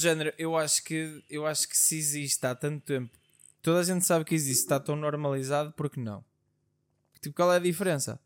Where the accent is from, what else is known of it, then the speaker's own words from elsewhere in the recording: Portugal; como bons portugueses que somos